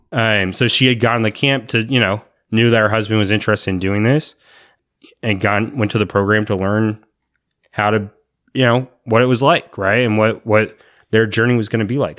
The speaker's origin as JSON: {"language": "English", "region": "Virginia", "country": "United States", "tie": "born or raised there", "moved": "as an adult", "lives_now": "Anaheim, United States", "said": "I grew up in Virginia"}